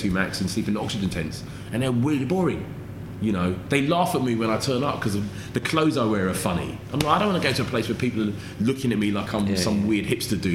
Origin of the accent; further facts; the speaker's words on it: London, United Kingdom; growing up in London in the 80s